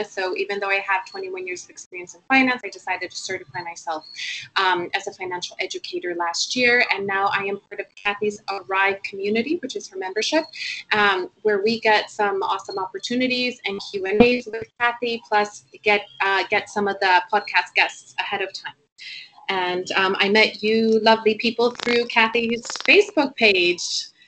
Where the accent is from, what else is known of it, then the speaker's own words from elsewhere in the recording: Puerto Rico; moved away as an adult; also born or lived in United States; now in London, United Kingdom; I actually live in London, um, United Kingdom. I've been there 20 years, but I'm originally from Puerto Rico. Um, I got to London via the US, where I, I did university and I worked on Wall Street.